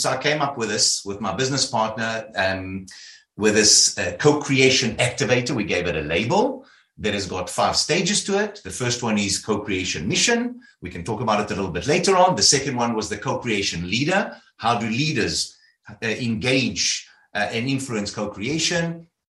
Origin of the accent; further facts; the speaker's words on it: South Africa; I started off in South Africa. You'll hear about my accent.